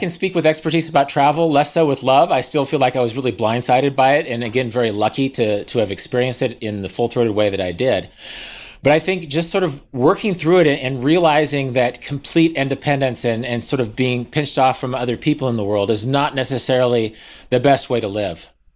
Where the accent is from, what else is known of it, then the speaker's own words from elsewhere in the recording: Kansas, United States; I'm from Kansas.